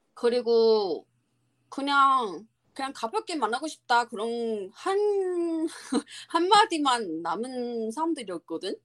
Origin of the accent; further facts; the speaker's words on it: Taiwan; Korean is a second language; moved away; 우리나라 그 대만